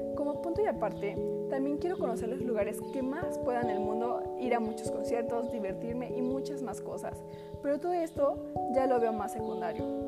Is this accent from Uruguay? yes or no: no; Mexico; como mexicana quiero ser alguien que fue orgullosa de su nacionalidad y cultura